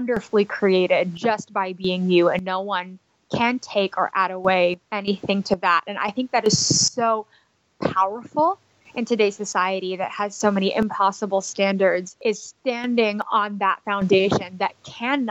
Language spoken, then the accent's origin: English; Dallas, Texas, United States; moved away as an adult; also born or lived in Philippines / New York City; I was born in the Philippines. And my family moved to Texas when I was 6 years old. And they actually still live in Dallas, Texas